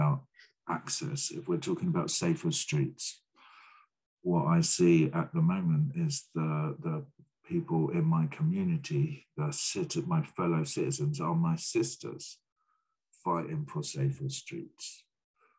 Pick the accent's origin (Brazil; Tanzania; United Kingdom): United Kingdom; Brighton, South East England; I grew up in Brighton.